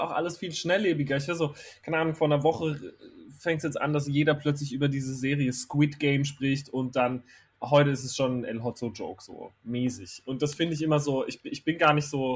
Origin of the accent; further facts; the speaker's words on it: Herxheim bei Landau, Rhineland-Palatinate, Germany; moved away as an adult; also born or lived in Kandel; ich bin in Kandel geboren, weil in Herxheim bei Landau in der Pfalz, wo ich aufgewachsen ah. bin, gibt es kein Krankenhaus